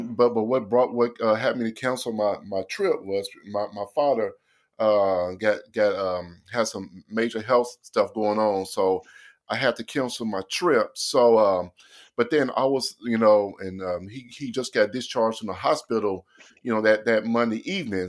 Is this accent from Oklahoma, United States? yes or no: yes; Oklahoma City, Oklahoma, United States; I'm from Oklahoma City